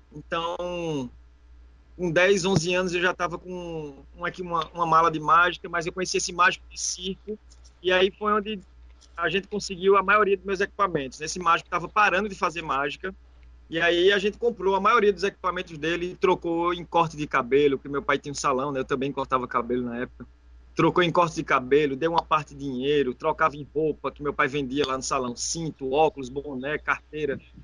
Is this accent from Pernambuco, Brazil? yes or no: yes; Caruaru, Pernambuco, Brazil; moved away as an adult; also born or lived in Porto de Galinhas; now in Recife, Brazil; Sou de Caruaru, natural de Caruaru. É interior, Caruaru. mas, mas moro aqui já tem só em Recife tem nove anos e dois anos em Portugalinha tem 11 anos que eu saí de Caruaru.